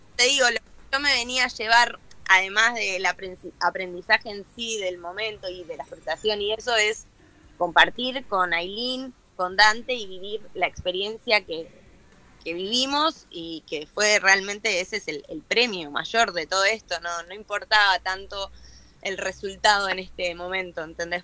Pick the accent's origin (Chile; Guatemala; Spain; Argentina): Argentina; estar acá, viste, en mi país